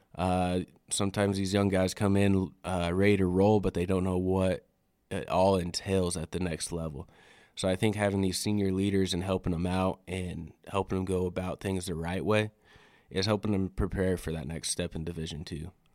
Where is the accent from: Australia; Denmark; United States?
United States; Riverton, Wyoming; moved away as an adult; now in Alpine, United States; I'm originally from Wyoming, born and raised in Riverton, Wyoming, out in the Wind River Reservation.